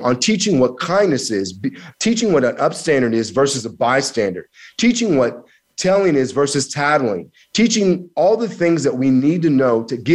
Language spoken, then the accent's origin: English; Kansas, United States; also born or lived in Missouri; I'm from that area. I grew up in Kansas. I went to school in Missouri.